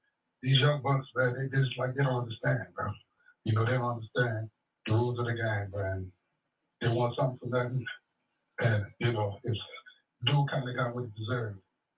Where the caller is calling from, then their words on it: Grand Prairie, Texas, United States; Yeah, … from Grand Prairie.